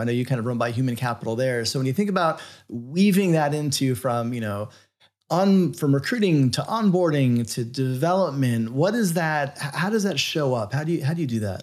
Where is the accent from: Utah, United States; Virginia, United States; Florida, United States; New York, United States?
Florida, United States; being a kid growing up in Florida, not that far from Cape Canaveral